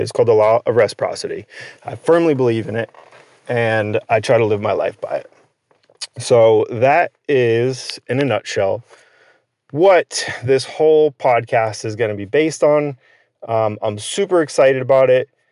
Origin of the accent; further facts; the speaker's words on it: Connecticut, United States; born and raised in Connecticut